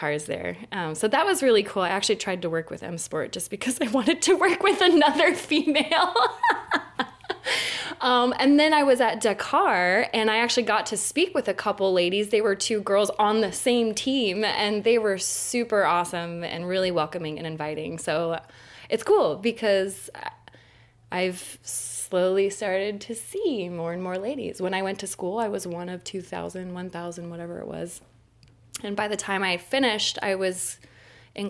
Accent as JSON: {"language": "English", "country": "United States", "tie": "born or raised there", "moved": "yes", "said": "growing up in Tahoe"}